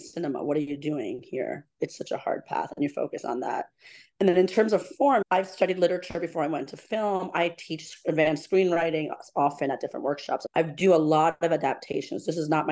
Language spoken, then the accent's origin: English; New York City, New York, United States; also born or lived in Shiraz, Iran; I'm a New Yorker.